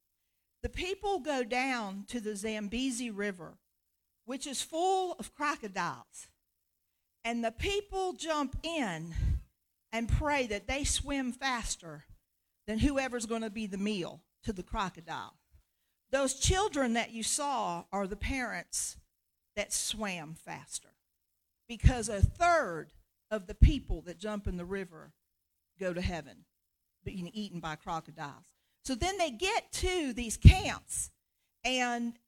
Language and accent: English; United States; I'm an American mama